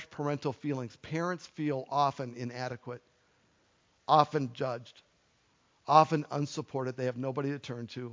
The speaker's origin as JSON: {"language": "English", "country": "United States", "also_born_or_lived": "Minnesota", "said": "We are American individuals"}